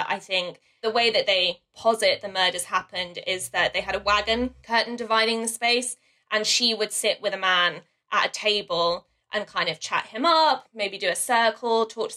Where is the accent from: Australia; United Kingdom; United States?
United Kingdom; London; I grew up in the London suburbs